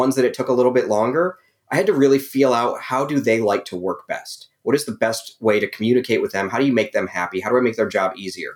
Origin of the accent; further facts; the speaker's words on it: Ohio, United States; moved away as an adult; also born or lived in Las Vegas, Nevada / Los Angeles, California; now in Atlanta, United States; I was born in Ohio.